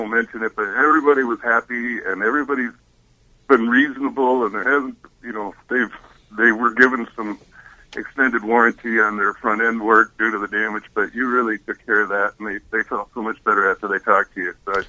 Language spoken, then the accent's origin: English; Michigan, United States; now in Phoenix, United States; We're from Michigan